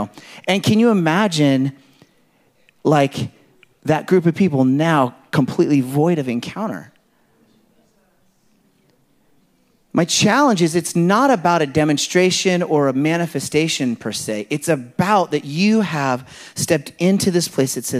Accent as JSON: {"language": "English", "region": "California", "country": "United States", "said": "I come from California"}